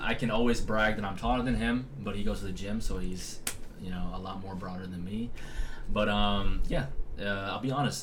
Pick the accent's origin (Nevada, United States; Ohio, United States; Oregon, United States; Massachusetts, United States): Nevada, United States; Las Vegas; also born or lived in San Jose, California; From California, we moved to Las Vegas, Nevada when I was five years old.